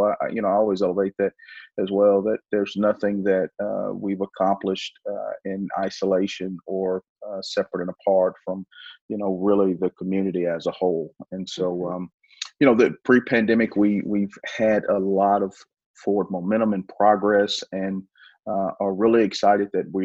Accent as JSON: {"language": "English", "country": "United States"}